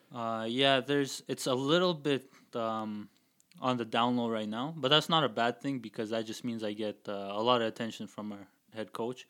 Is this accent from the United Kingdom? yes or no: no; Kazakhstan; now in Calgary, Canada; I grew up in Kazakhstan, so there's a big street fighting culture over there